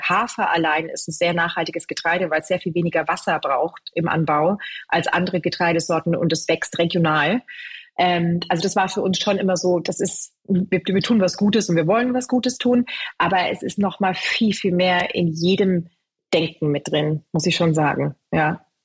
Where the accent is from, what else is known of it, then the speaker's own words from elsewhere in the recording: Bavaria, Germany; moved away; also born or lived in London; ich bin in Bayern groß geworden, ganz klassisch mit Brot, ganz viel Weizenmehl, Brezen